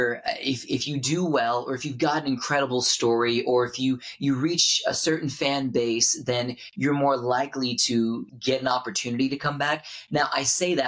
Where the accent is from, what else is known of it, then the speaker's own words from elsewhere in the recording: Houston, Texas, United States; I grew up in Houston, Texas